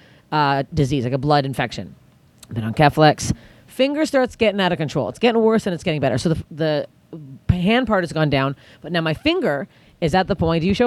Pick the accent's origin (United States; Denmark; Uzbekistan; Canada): Canada; I'm Canadian.